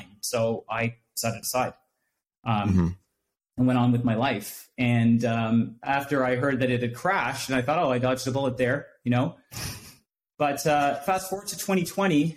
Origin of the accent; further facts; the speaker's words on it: Durham Region, Ontario, Canada; I was born and raised in Durham region